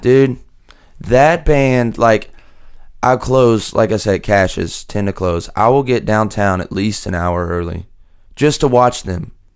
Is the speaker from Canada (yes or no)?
no; hometown hit by Hurricane Laura, Louisiana, United States; moved away as an adult; now in Nashville, United States; we had two hurricanes hit my hometown back to back